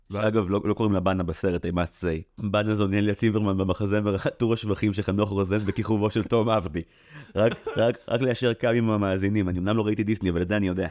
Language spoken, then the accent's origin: Hebrew; Israel; אני במקור מקיבוץ